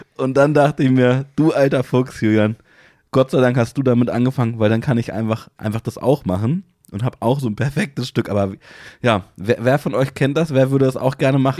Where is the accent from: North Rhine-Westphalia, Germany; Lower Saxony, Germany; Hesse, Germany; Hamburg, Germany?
Lower Saxony, Germany; Hanover; es gibt bei uns in Hannover, gibt so eine ganz kleine Pizzabude, mein Lieblingspizzaladen